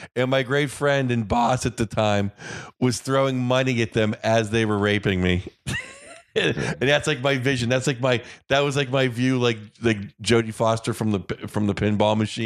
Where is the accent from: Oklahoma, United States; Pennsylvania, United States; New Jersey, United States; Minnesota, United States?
Pennsylvania, United States; Pittsburgh; I grew up in Pittsburgh